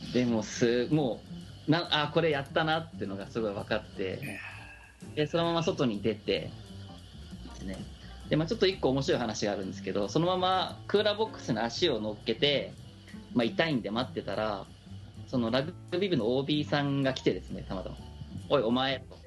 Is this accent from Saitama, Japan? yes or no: yes; Tokorozawa, Saitama, Japan; 出身は埼玉の所沢です